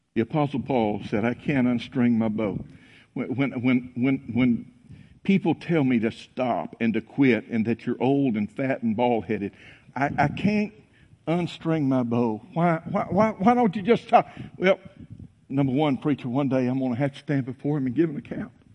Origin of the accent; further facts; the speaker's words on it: North Mississippi, United States; When I was a boy growing up in North Mississippi